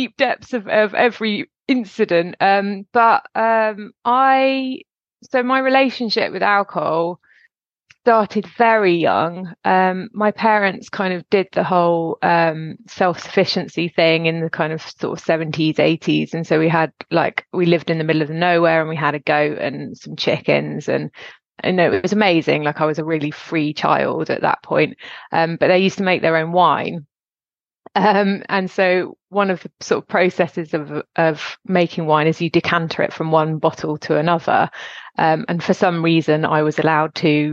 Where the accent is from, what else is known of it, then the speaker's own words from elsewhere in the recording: Gloucestershire, South West England, United Kingdom; also born or lived in Suffolk; we moved from Suffolk to Gloucestershire when I was 8.